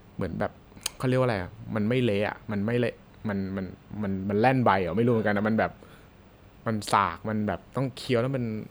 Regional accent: Bangkok, Thailand; เราคนกรุงเทพ

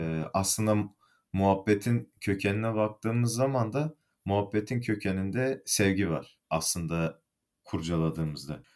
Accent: Malatya, Turkey; moved away as an adult; also born or lived in Bursa; now in Istanbul, Turkey; Aslen Kayısı'nın diyarı e, Malatyalıyım.

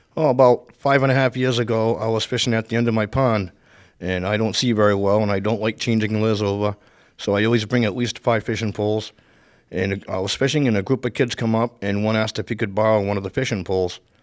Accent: Providence / Warwick, Rhode Island, United States; also born or lived in Providence, Rhode Island; now in Coventry, United States; I was born in Providence, Rhode Island. Uh, I moved to Warwick when I was eleven years old.

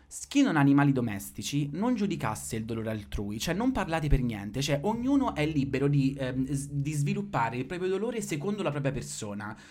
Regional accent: San Benedetto del Tronto, Marche, Italy; now in Rome, Italy; io vengo da San Benedetto del Tronto, quindi siamo nelle Marche Sud.

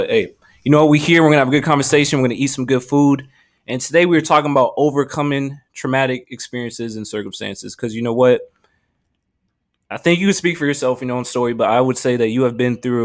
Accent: Grand Rapids, Michigan, United States; We're from Grand Rapids, small city

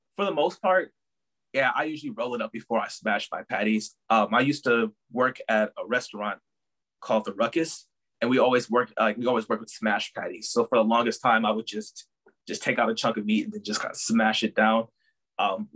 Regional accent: Milwaukee, Wisconsin, United States; I'm born and raised in Milwaukee

